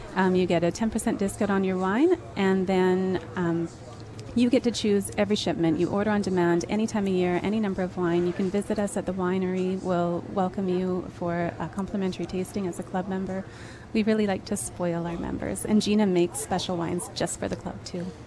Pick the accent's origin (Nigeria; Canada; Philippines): Canada; Osoyoos, British Columbia; moved away; I was born and raised in Osoyoos